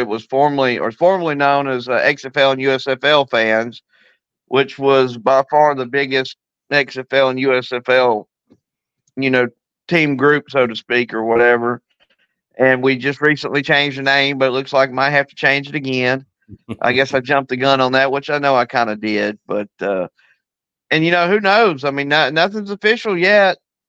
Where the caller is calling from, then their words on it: Tuscaloosa, Alabama, United States; T-Town, man, Tuscaloosa. I just got home.